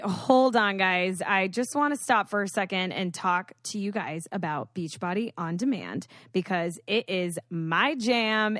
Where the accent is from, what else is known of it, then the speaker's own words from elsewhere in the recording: Boca Raton, Florida, United States; I'm from Boca